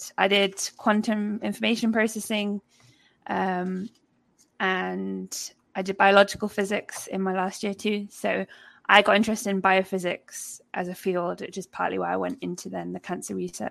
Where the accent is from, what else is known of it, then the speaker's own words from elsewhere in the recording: near Liverpool, North West England, United Kingdom; moved away as an adult; now in Cleveland, United States; I am from the UK. I'm British. I grew up near Liverpool in the UK